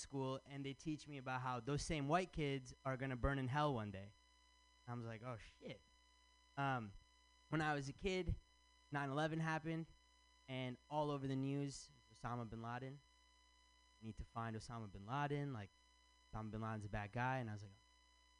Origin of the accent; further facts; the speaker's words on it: Michigan, United States; now in San Francisco, United States; I'm from Michigan